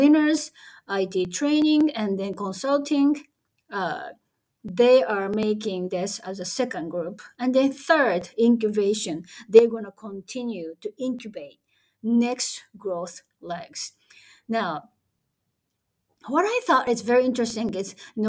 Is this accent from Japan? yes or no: yes; Japan; English is a second language; I'm a Japanese anyway, so English is my second language